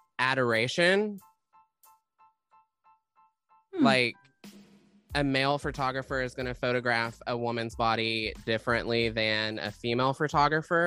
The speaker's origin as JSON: {"language": "English", "region": "the South", "country": "United States", "said": "I'm from the South."}